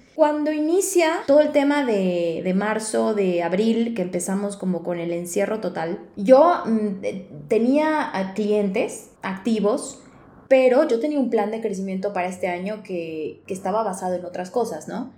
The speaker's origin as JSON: {"language": "Spanish", "region": "Yucatán", "country": "Mexico", "moved": "yes", "lives_now": "Mexico City, Mexico", "said": "yo soy yucateca"}